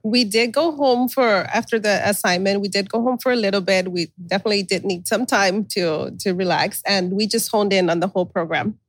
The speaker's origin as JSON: {"language": "English", "town": "Brownsville", "region": "Texas", "country": "United States", "also_born_or_lived": "California", "said": "We're from Brownsville, Texas."}